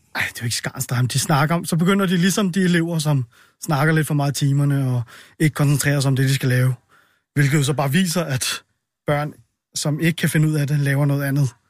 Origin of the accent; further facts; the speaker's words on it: Solrød, Zealand, Denmark; jeg er fra Solrød